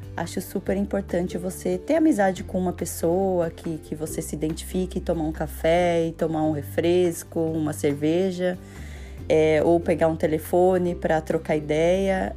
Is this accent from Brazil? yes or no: yes; Brazil; moved away; eu falo do Brasil porque eu sou brasileira